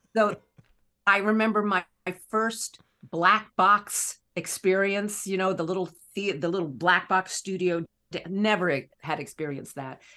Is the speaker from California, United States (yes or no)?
no; Raleigh, North Carolina, United States; I grew up in Raleigh, North Carolina